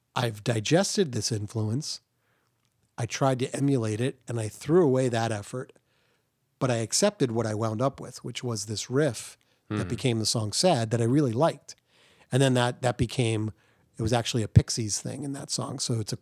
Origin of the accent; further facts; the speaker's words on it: New Jersey, United States; now in Providence, United States; Ryan and I grew up together in New Jersey